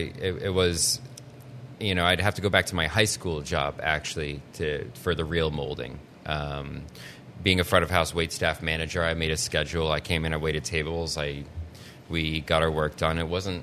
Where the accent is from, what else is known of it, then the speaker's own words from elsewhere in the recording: New Hampshire, United States; Hollis and Brookline.